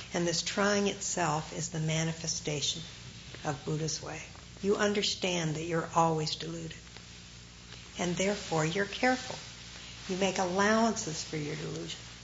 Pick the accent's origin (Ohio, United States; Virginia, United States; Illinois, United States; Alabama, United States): Ohio, United States; moved away; growing up in Ohio